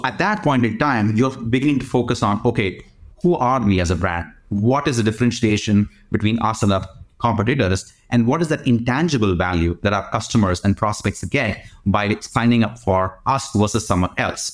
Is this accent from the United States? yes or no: no; India; I grew up in India.